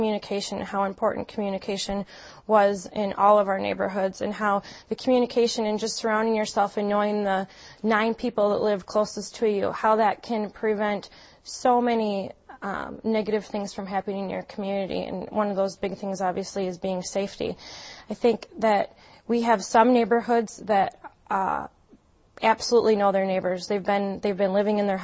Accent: Green Bay, Wisconsin, United States; moved away as an adult; now in Madison, United States; I grew up in Green Bay, Wisconsin, with my mother and father and my brother.

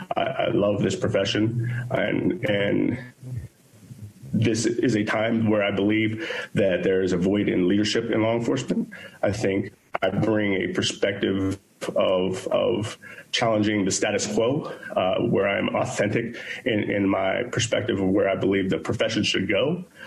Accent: Pittsburgh, Pennsylvania, United States; born and raised in Pittsburgh, Pennsylvania

